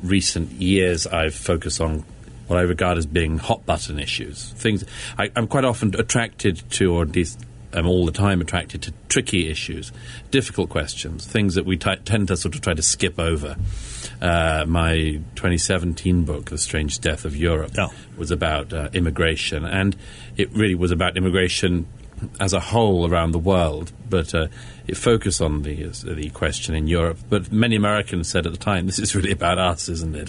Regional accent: London, United Kingdom; I'm from Britain uh, born and brought up in London

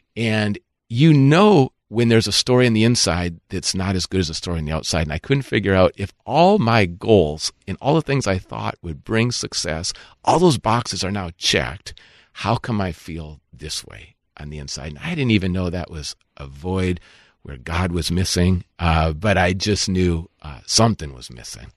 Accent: Minnesota, United States; I grew up in Minnesota

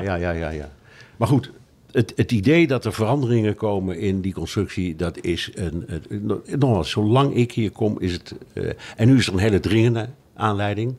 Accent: Netherlands; ik blijf een Hollander

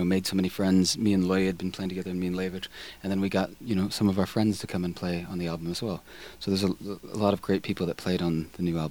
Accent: California, United States; moved away as an adult; now in Iceland; I'm from California

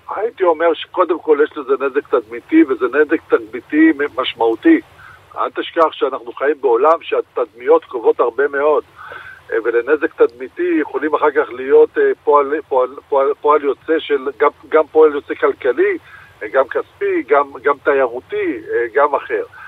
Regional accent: Rishon LeZion, Central District, Israel; בתור ילד שגדל בראשון לציון

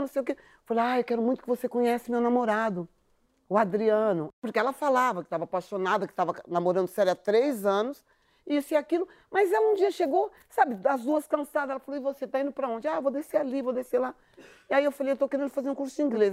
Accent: São Paulo, Brazil; eu sou da periferia de São Paulo

